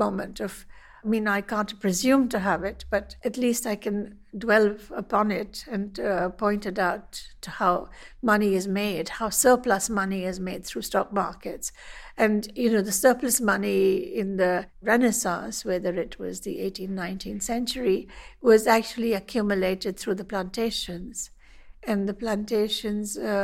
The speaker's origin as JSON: {"language": "English", "country": "India", "said": "I'm an artist from India."}